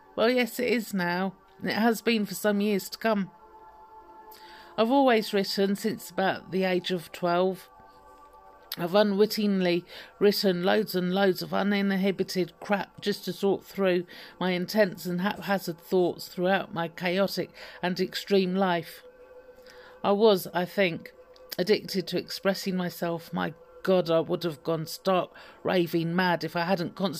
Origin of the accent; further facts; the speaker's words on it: London, United Kingdom; I was born in 1972 in North London in the UK to a rather eccentric pair of extremists and with a lovely, cool big sister